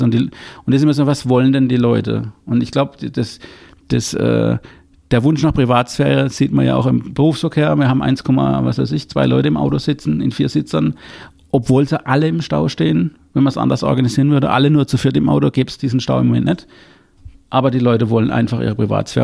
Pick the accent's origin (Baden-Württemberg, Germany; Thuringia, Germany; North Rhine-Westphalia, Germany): Baden-Württemberg, Germany; ich bin ja Badener